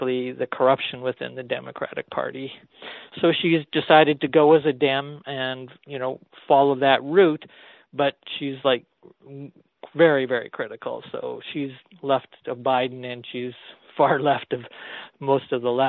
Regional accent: Canada; as a Canadian

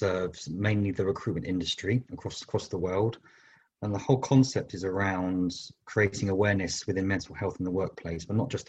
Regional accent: London, United Kingdom; moved away as an adult; now in Bristol, United Kingdom; I was born in London, but I moved to Bristol 20 years ago

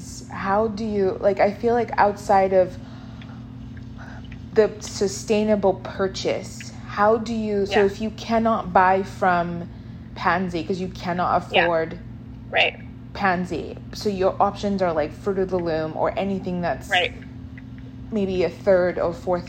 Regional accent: Nigeria; moved away; growing up in Nigeria

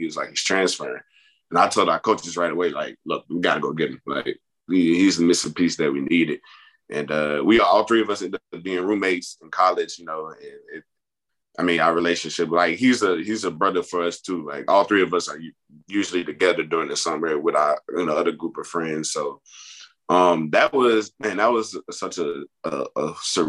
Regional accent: Baton Rouge, Louisiana, United States; moved away as an adult; growing up, in Baton Rouge

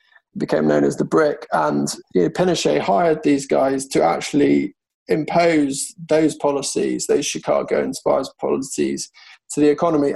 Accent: United Kingdom; as a Brit

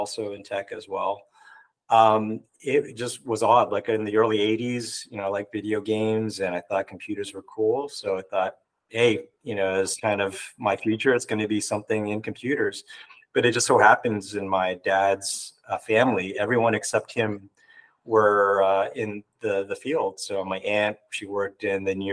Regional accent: Toronto, Ontario, Canada; always known to Canada

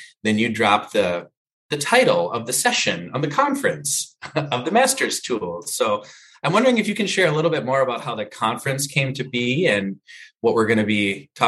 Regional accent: Minnesota, United States; at least locally here in Minnesota, I'm from Minnesota.

